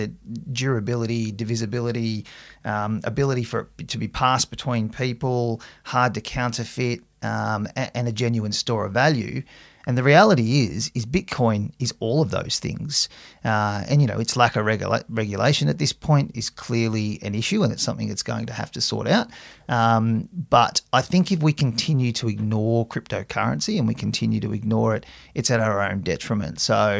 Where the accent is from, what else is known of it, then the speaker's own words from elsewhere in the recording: Camden, New South Wales, Australia; I grew up out in Camden, which is, you know, sort of 60k southwest of Sydney, and started working at the CBA in Picton, which was another 15k's further out